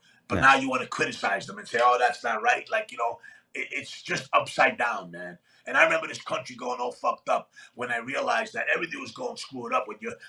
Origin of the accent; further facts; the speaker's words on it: Athens, Attica, Greece; moved away; I came into this country, I immigrated from Greece, Athens, Greece, in 1971. My father came over here in 1971, worked for 6 months straight, saved money, and then had my sister, myself, and my mom fly